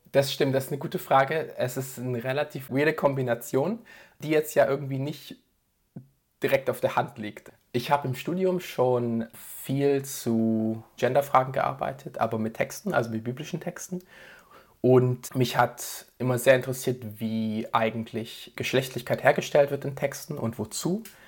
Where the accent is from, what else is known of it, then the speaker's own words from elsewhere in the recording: Tübingen, Baden-Württemberg, Germany; now in Basel, Switzerland; ich komme ursprünglich aus Tübingen und lebe jetzt in der Schweiz, in Basel